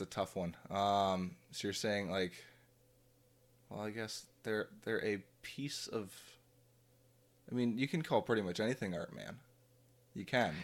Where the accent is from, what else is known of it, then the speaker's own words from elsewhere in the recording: Drayton, Ontario, Canada; I grew up in the Drayton, Ontario area.